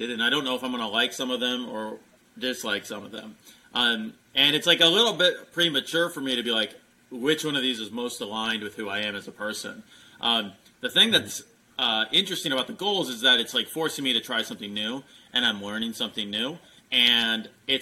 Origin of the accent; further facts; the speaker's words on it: Midwest, United States; now in Texas, United States; I grew up in the Midwest